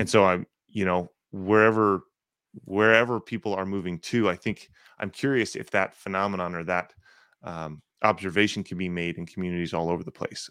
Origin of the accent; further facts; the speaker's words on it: North Texas, United States; I grew up in North Texas